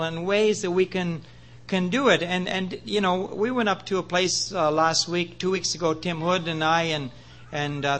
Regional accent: Prince Edward Island, Canada; moved away as an adult; also born or lived in British Columbia; I was born in Prince Edward Island

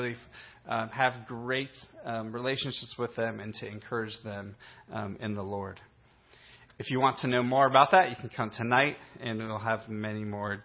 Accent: Chicago, Illinois, United States; moved away as an adult; now in Philippines; I grew up in the Chicago area

